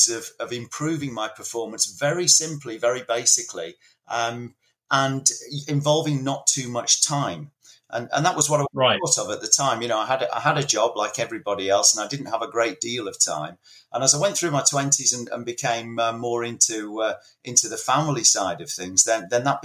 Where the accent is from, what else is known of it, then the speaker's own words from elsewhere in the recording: Leeds, Yorkshire and the Humber, United Kingdom; I was growing up in Leeds in the 70s.